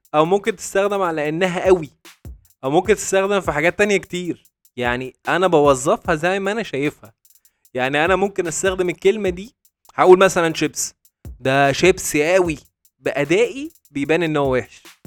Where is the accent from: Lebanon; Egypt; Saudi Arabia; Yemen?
Egypt; moved away as an adult; now in Dubai, United Arab Emirates; احنا كمصريين